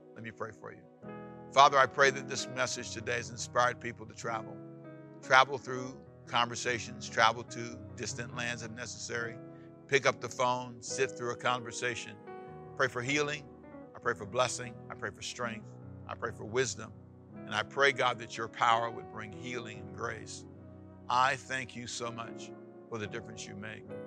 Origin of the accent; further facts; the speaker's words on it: Los Angeles, California, United States; also born or lived in Savannah, Georgia; where I was born in Savannah, Georgia, and where I needed to be raised, which is Los Angeles, California